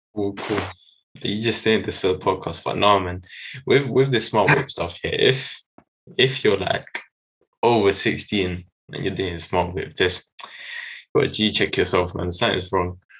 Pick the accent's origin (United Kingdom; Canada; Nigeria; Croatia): United Kingdom; London; I'm from London.